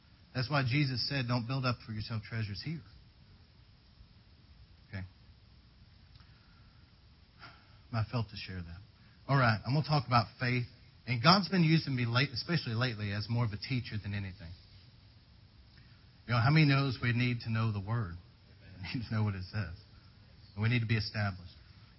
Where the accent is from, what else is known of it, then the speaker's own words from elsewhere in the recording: United Kingdom; Because I am British, I served in the British Army as a medical orderly